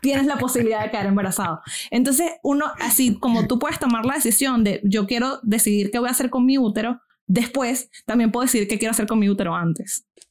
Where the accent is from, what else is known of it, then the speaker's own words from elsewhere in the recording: Venezuela; now in United States; colegio en Venezuela y vengo de clase media viviendo en los Estados Unidos.